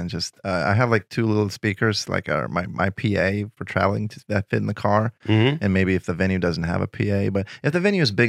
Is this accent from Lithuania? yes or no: yes; Lithuania; English is a second language; I would get stopped in the street in my hometown. People would take pictures with me, and I was known. But the whole Lithuania is the size of New Hampshire, 3 million people tops, you know?